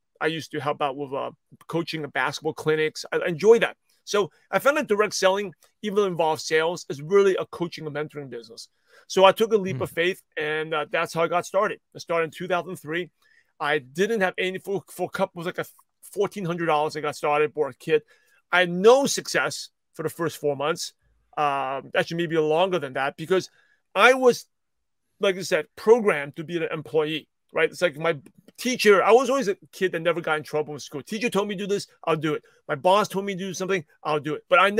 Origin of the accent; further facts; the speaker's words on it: Brooklyn, New York, United States; Yeah, I'm a shy, quiet Asian kid. I grew up in Brooklyn, New York, and I grew up in a very stereotypical Asian family